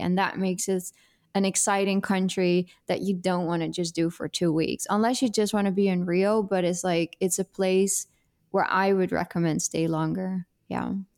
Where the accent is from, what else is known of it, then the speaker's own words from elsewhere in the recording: Netherlands; English is a second language; moved away as an adult; also born or lived in Italy; now in Brazil; there are nine years that I'm this developing international abroad girl, and then everything before that is Dutch